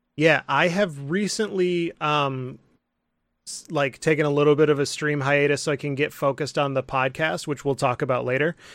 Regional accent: Midland, Michigan, United States; I'm from Midland, Michigan, um, which is a little town

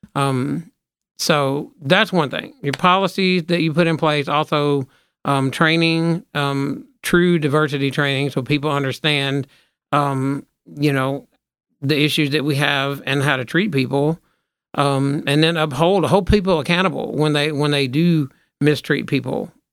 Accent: Memphis, Tennessee, United States; we're from Memphis, not Tennessee

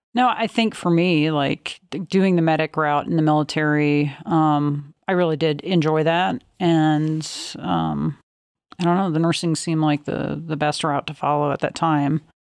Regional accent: Oklahoma, United States; I grew up in Oklahoma

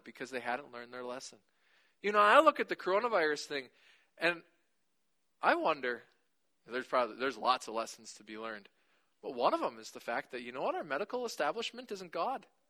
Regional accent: United States; we do as American Christians

